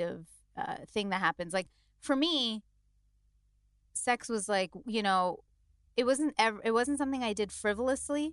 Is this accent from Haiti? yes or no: no; India; as an Indian